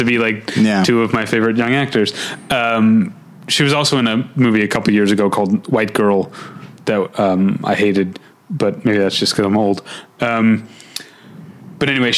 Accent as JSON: {"language": "English", "region": "Midwest", "country": "United States", "moved": "as an adult", "lives_now": "Los Angeles, United States", "said": "when I was new from the Midwest and broke."}